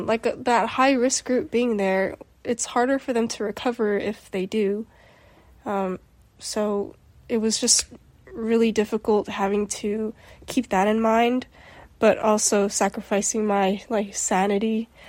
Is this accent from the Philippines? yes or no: yes; Philippines; Yeah, and me being Filipino and you being Mexican, it's kind of integrated in our cultures because our cultures are both family oriented